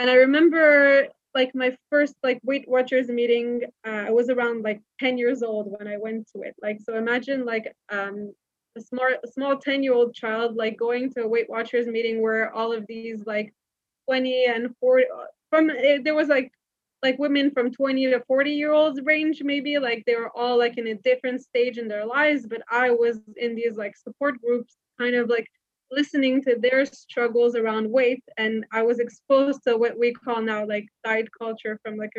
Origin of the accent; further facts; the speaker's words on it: Montreal, Quebec, Canada; moved away as an adult; now in Israel; I was actually born and raised in Montreal in Canada